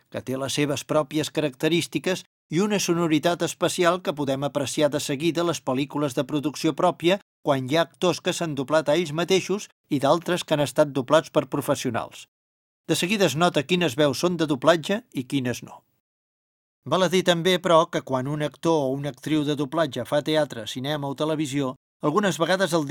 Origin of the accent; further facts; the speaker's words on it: Olesa de Montserrat, Catalonia, Spain; jo, com ja he explicat, sóc d'Olesa de Montserrat, comarca del Baix Llobregat Nord, o sigui una mica de la Catalunya interior, de poble, per entendre'ns millor. La gent de poble parlem un català natural correcte